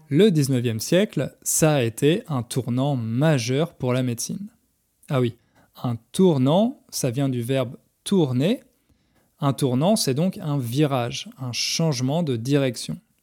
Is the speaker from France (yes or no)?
yes; France; en tant que Français, quand j'étais petit